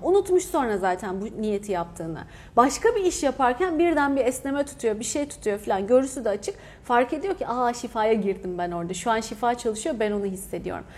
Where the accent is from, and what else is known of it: Hatay, Turkey; born or raised there